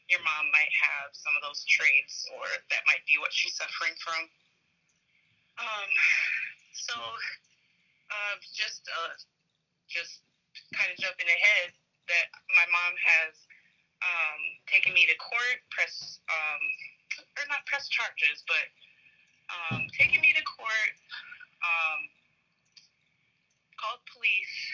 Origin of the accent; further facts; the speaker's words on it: Minneapolis, Minnesota, United States; I'm from Minneapolis